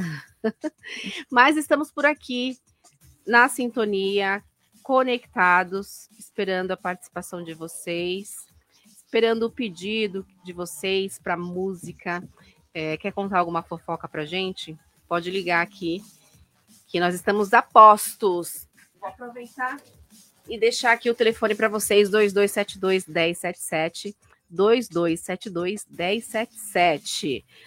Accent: Brazil; a gente é brasileiro

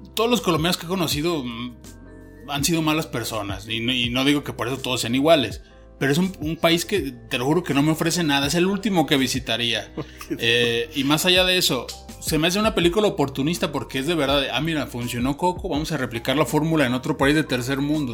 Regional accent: Mexico; yo sea mexicano

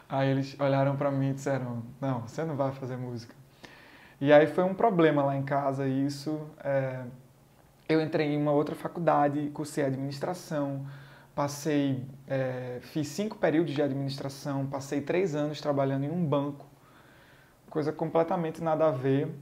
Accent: Garanhuns, Pernambuco, Brazil; eu sou pernambucano, eu sou de Garanhuns, interior de Pernambuco.

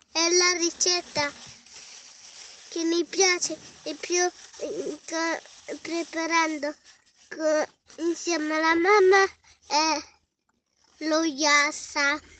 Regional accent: Naples, Campania, Italy; vengo da Napoli.

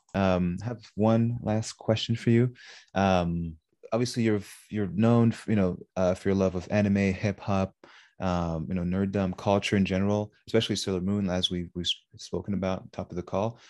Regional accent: Montreal, Quebec, Canada; me growing up in Montreal

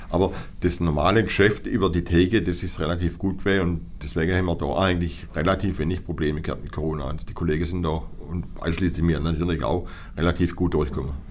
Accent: Baden-Württemberg, Germany; Das gibt es bei uns in Baden-Württemberg so nicht.

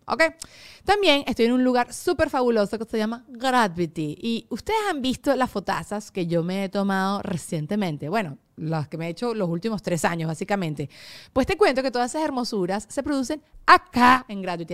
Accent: Venezuela; moved away as an adult; also born or lived in United States; tengo 10 años sin vivir fuera de, fuera de Venezuela

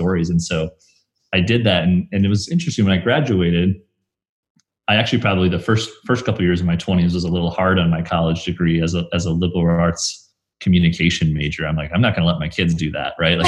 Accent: Brookings, South Dakota, United States; now in Sioux Falls, United States; growing up in Brookings, where South Dakota State is

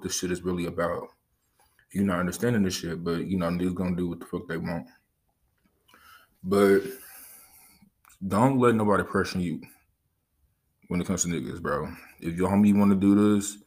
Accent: Los Angeles, California, United States; I grew up in Los Angeles, California.

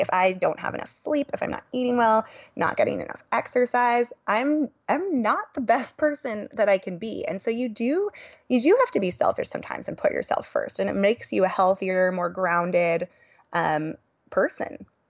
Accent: Silicon Valley, California, United States; born and raised in California

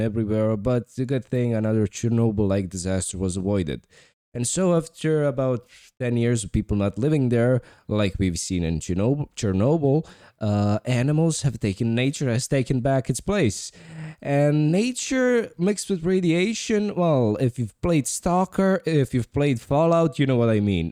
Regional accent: New York, United States; I'm from New York

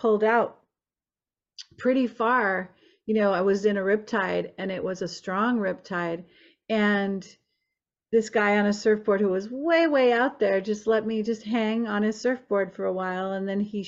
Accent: Santa Monica, California, United States; We were raised in Santa Monica in Venice.

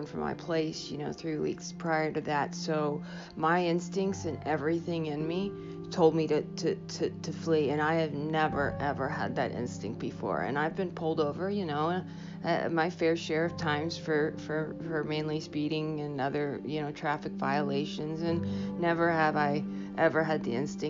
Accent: New Hampshire, United States; also born or lived in Ohio; I grew up in New Hampshire, and I went to school out in Ohio and went back out there

